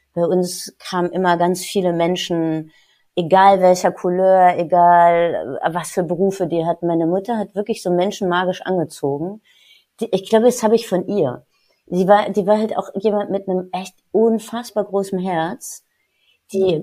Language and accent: German; Marburg, Hesse, Germany; moved away as an adult; also born or lived in Paris / Munich; now in Cologne, Germany; Ich bin gebürtig aus Marburg, einer sehr, sehr schönen, alten, ehrwürdigen Universitätsstadt